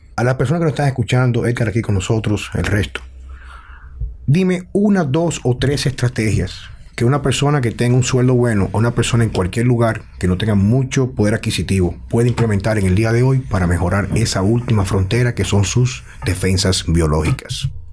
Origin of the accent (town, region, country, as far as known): Dominican Republic